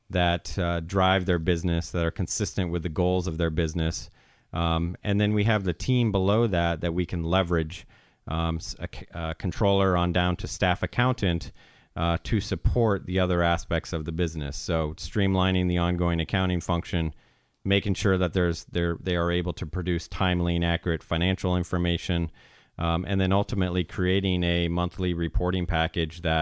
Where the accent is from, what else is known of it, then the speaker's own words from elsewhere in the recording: San Diego, California, United States; also born or lived in Iowa; I was born in the state of Iowa. So I'm a Midwesterner uh, at heart, but uh, pretty much grew up in the San Diego area.